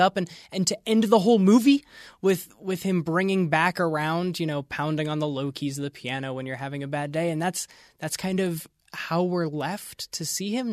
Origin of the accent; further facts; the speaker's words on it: Western Pennsylvania, United States; growing up in Western Pennsylvania